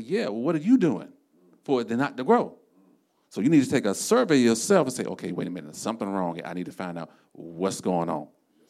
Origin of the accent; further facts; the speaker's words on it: Florida, United States; We're from South Florida, so usually this time of the year, I'll be looking for them.